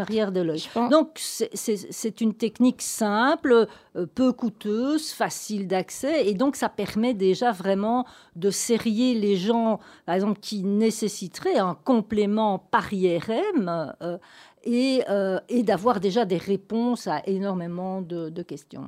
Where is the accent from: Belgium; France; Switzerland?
Belgium; Gaume, extreme south of Belgium, Wallonia; moved away as an adult; je suis une provinciale, une gomaise, j'insiste, donc pas une ardennaise. Je viens de l'extrême sud de la Belgique.